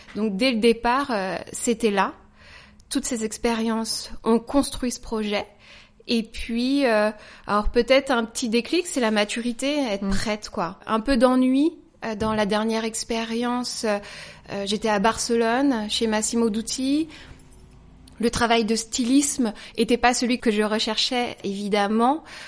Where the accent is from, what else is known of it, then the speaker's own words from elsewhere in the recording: Saumur, Pays de la Loire, France; moved away as an adult; now in Paris, France; Je viens de Saumur, voilà, j'ai grandi à Saumur